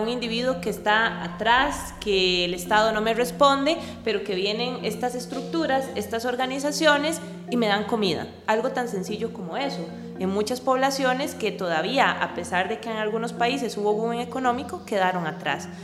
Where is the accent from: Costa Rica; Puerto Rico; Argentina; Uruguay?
Costa Rica; also born or lived in Netherlands; mis expectativas como costarricense